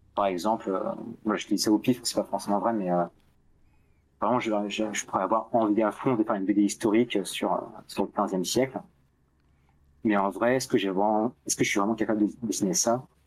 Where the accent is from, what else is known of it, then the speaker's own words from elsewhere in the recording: France; un petit français